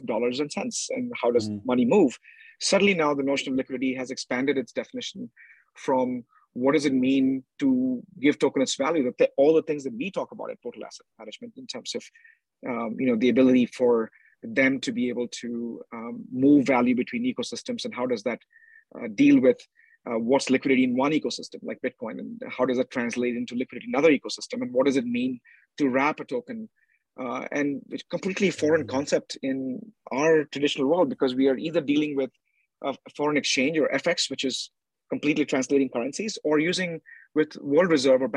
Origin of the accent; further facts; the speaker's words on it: India; I was in India House, being an Indian